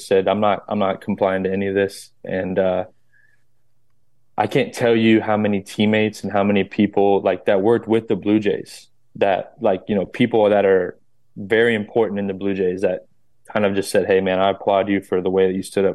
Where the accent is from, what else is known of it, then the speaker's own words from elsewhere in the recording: North Florida, United States; I grew up in Florida, North Florida